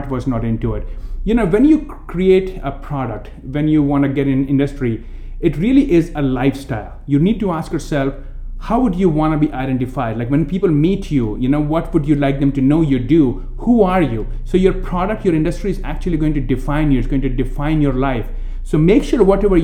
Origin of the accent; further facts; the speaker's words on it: India; accent: Indian; moved away; I'm coming from India